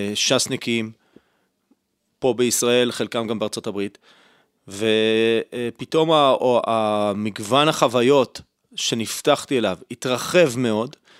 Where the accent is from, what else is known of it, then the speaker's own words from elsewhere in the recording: Holon, Tel Aviv District, Israel; נולדתי וגדלתי בישראל, במשפחה ציונית, חילונית, בחולון